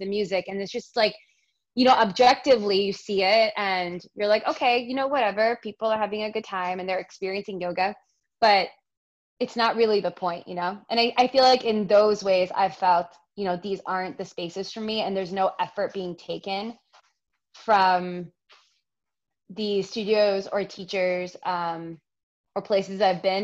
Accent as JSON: {"language": "English", "region": "New York", "country": "United States", "tie": "born or raised there", "said": "I was born and raised in New York, even, you know, in an Indian family"}